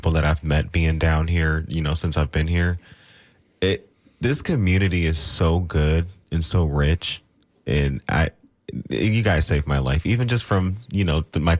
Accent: Cleveland, Ohio, United States; now in Tampa Bay, United States; That's why I'm here in Tampa Bay. I'm originally from Cleveland, Ohio, and that's what brought me down here.

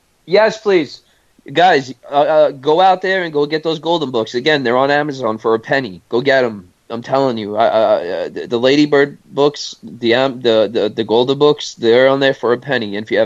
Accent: New York City, New York, United States; I'm from New York City.

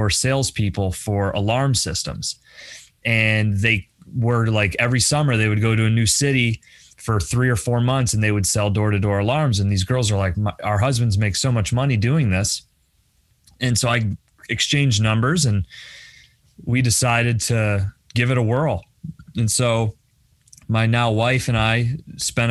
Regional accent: Bradford, Pennsylvania, United States; moved away as an adult; also born or lived in Philadelphia; I moved away from Bradford. I grew up in Bradford. I, you know, went to Pitt Brad

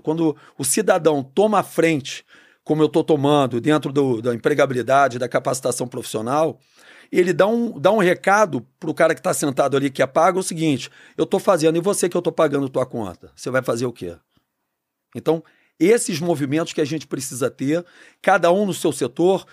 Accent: Rio de Janeiro, Brazil; Eu sou nascido e criado no Rio.

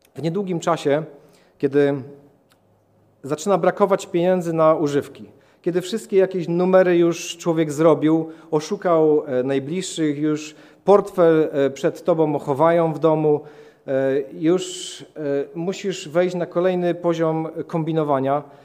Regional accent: Katowice, Silesian Voivodeship, Poland; urodziłem się w Katowicach, e, w rodzinie katolickiej.

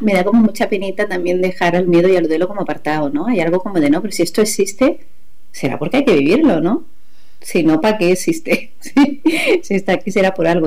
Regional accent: Granada, Andalusia, Spain; moved away as an adult; also born or lived in Málaga / Mexico; allí en Granada me, hice todos los cursos que había

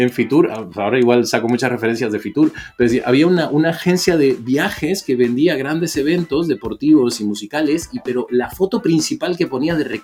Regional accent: Mexico; Eh, criado en México, nacido

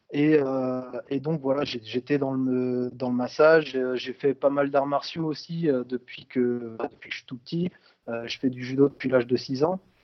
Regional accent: Brittany, France; je suis originaire de Bretagne

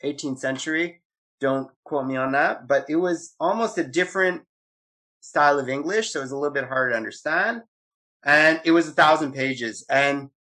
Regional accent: Beaconsfield, Quebec, Canada; I grew up in Beaconsfield, and we had the 211 bus

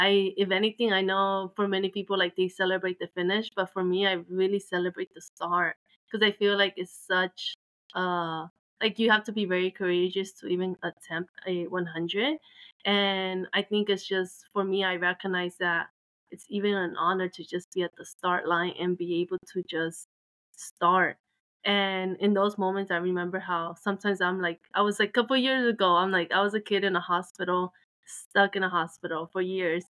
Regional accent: El Salvador; I was born in Salvador

